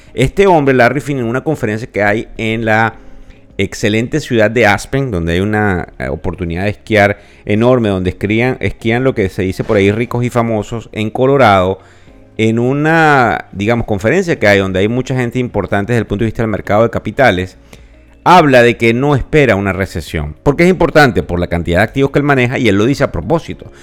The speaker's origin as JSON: {"language": "Spanish", "country": "Venezuela", "accent": "Venezuelan", "said": "Yo soy venezolano, me cuesta mucho quitarme mi acento"}